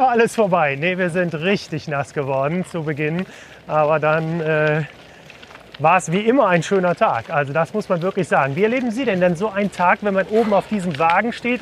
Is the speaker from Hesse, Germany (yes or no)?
no; Cologne, North Rhine-Westphalia, Germany; als Kölner